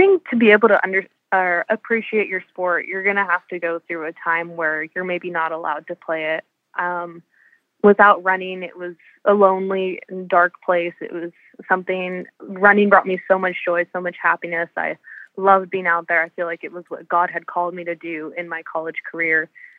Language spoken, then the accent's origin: English; California, United States; So growing up in Southern California, I knew I had wanted to be close to home.